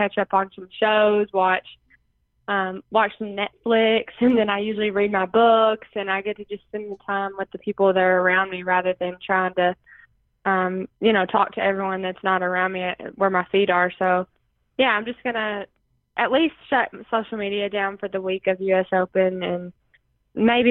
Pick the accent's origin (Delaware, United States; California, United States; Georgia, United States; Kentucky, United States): Kentucky, United States; Princeton; my hometown's really supportive